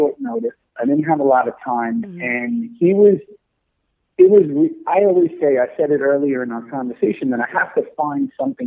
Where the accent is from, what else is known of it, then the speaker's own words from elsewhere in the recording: New York City, New York, United States; growing up in New York City